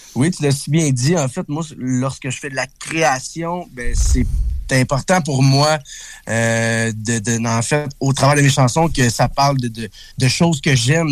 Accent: Berthierville, Quebec, Canada; je viens de Berthierville

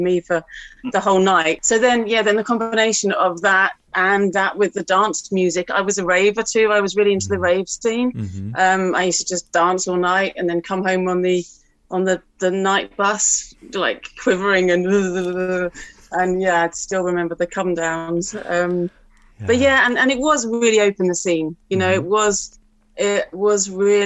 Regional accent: Harrow, London, United Kingdom; I grew up in Harrow

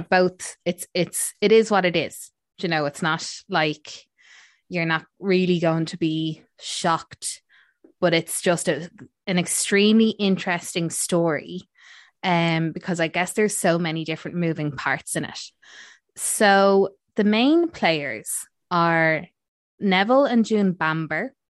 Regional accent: Ireland; we're Irish

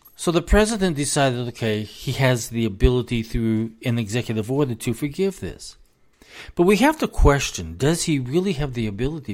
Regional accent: United States; as an American

